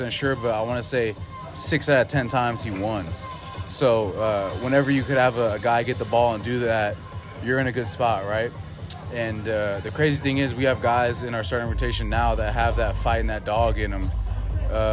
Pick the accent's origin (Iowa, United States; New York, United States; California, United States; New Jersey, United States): California, United States; Bay Area; Growing up in the Bay Area, super sports orientated location